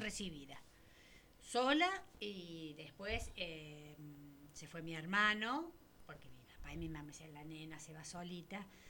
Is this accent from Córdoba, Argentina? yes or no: yes; Córdoba, Argentina; moved away as an adult; now in Neuquén, Argentina; me vine a Neuquén, que desde Córdoba